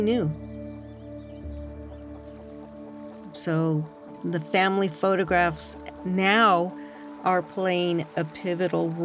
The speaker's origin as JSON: {"language": "English", "town": "Napa", "region": "California", "country": "United States", "tie": "born or raised there", "also_born_or_lived": "San Francisco / Berkeley", "said": "I grew up in Napa"}